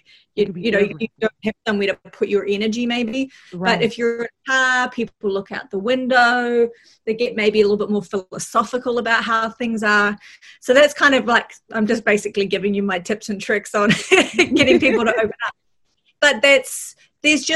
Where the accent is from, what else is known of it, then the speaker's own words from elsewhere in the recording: New Zealand; accent: Kiwi; moved away; I come from New Zealand.